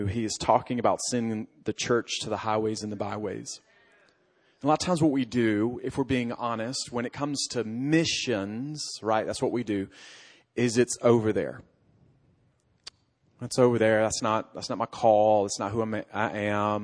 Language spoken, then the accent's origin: English; Alabama, United States; moved away; I come from Alabama